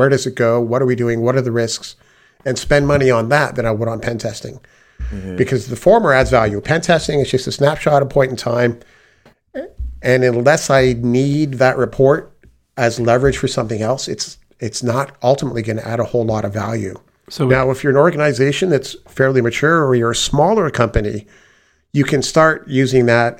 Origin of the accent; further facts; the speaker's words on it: Canada; I had the privilege of growing up in Canada, where my mother was the administrator for the computer science department at the university.